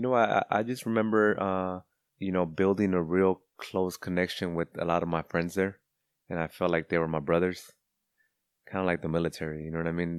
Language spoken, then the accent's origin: English; Cudahy, California, United States; also born or lived in West Los Angeles; growing up in Cudahy